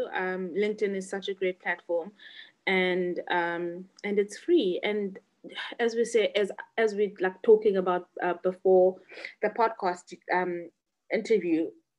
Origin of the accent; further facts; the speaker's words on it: Butterworth, Eastern Cape, South Africa; a small town called Butterworth in the Eastern Cape. That's where I was born. I've got 5 siblings, and I was born in the Eastern Cape. I went to a school in the Eastern Cape called Kanya English Medium School.